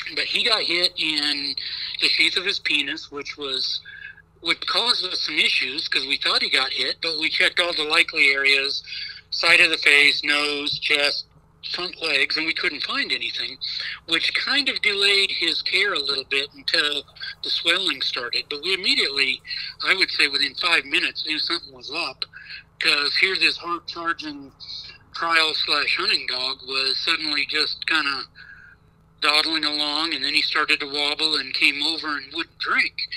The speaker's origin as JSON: {"language": "English", "region": "Nebraska", "country": "United States", "tie": "born or raised there", "said": "Nebraska too much because it's my home state"}